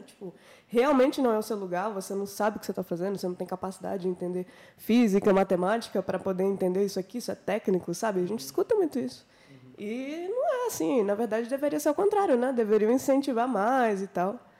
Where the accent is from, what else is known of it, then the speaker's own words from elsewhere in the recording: Minas Gerais, Brazil; moved away as an adult; now in Brasília, Brazil; eu sou de Minas Gerais, eu vim aqui para Brasília para fazer esse projeto